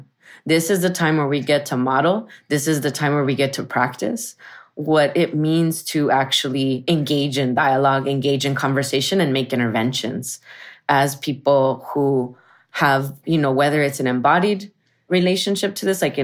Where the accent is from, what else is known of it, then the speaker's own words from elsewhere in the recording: Arizona, United States; moved away as an adult; also born or lived in San Francisco Bay Area; I'm from Arizona, Southwest. I'm from a barrio that is Mexican, Chicano, and Yaqui